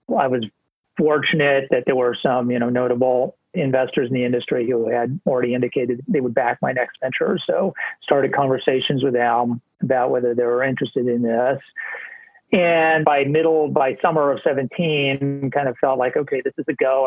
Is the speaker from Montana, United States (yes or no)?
yes; Montana, United States; also born or lived in New York State; now in New York, United States; I'm quarantining in Montana which is my home state where I grew up on our family ranch here